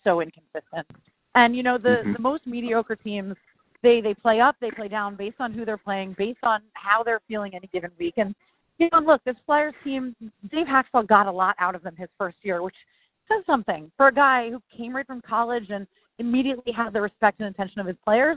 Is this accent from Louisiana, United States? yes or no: no; Philadelphia, Pennsylvania, United States; moved away as an adult; also born or lived in Chicago / St. Louis / Washington, D.C.; now in New York, United States; I am like born and bred in Philadelphia